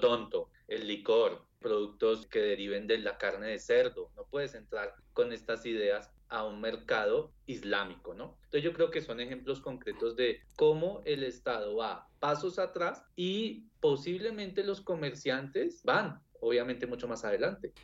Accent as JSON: {"language": "Spanish", "country": "Colombia", "said": "yo vengo de Colombia"}